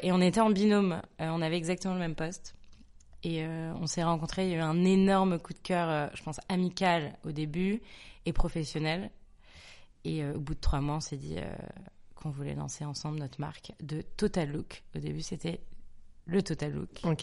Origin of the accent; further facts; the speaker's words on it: Nantes, Pays de la Loire, France; also born or lived in Neuilly-sur-Seine; Je suis née euh, le 10 octobre 1993 à Neuilly-sur-Seine. J'ai grandi à Nantes